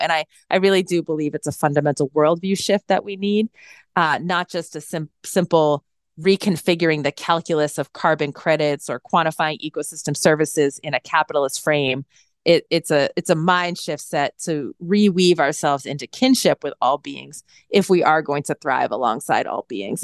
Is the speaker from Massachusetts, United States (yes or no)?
yes; central Massachusetts, United States; We grew up in this rural town in central Massachusetts as the only family of color